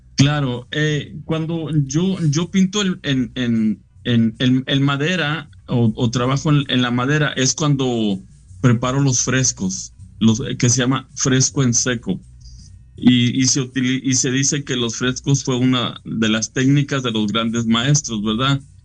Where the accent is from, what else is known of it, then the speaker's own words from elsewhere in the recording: Monclova, Coahuila, Mexico; also born or lived in Frontera, Coahuila; Yo soy de Frontera y de Monclova, Coahuila.